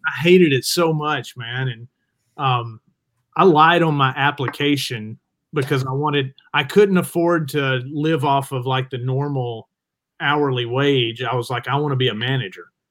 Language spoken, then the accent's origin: English; Jasper, Alabama, United States; I'm from Jasper, Alabama